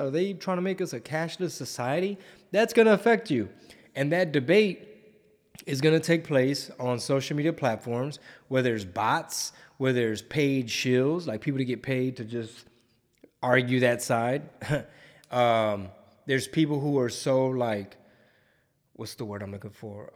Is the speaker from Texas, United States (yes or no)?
yes; Houston, Texas, United States; it's my hometown.